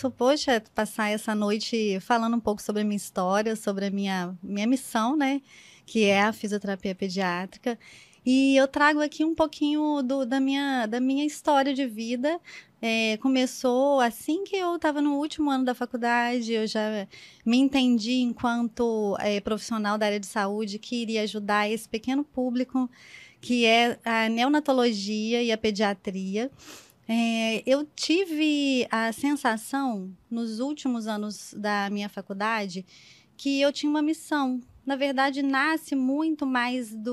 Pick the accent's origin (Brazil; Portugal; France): Brazil; Minas Gerais; also born or lived in Petrópolis / Rio de Janeiro / São Paulo; Mas eu digo que eu sou do mundo, na verdade, porque eu venho de Minas, mas fui morar em Petrópolis e depois Rio de Janeiro, depois São Paulo.